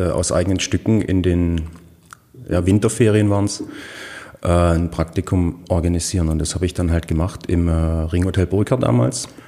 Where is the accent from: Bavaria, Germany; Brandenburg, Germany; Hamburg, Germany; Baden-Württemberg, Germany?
Baden-Württemberg, Germany; Heilbronn; Ich bin geboren 1982 eigentlich in der Stadt Heilbronn, aufgewachsen aber auf dem Dorf, also in Kirchhausen, was